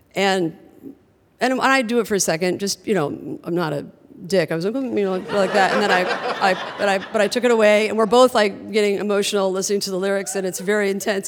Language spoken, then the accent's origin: English; Midwest, United States; I was from the Midwest